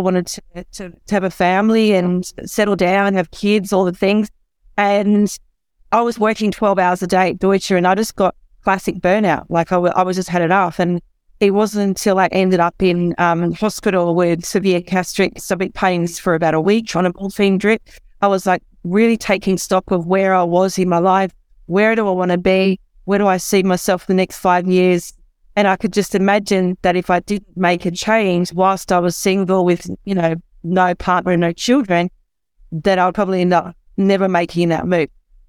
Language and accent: English; Perth, Western Australia, Australia; moved away as an adult; also born or lived in London; So when I was 21, I left my hometown of Perth, Australia, and I moved over to London. And I was in London for 12 years.